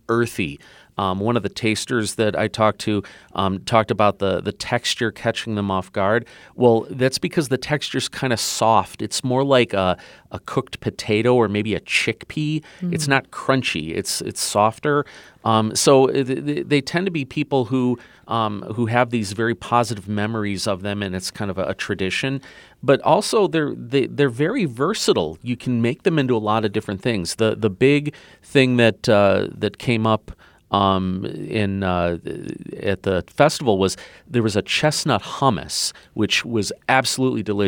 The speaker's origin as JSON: {"language": "English", "town": "Chicago", "region": "Illinois", "country": "United States", "tie": "born or raised there", "said": "My childhood memory is growing up in Chicago"}